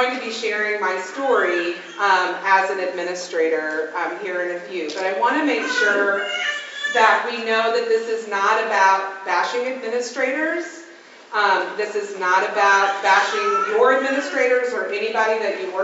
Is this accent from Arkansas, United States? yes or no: no; Evansville, Indiana, United States; I'm from Evansville, Indiana.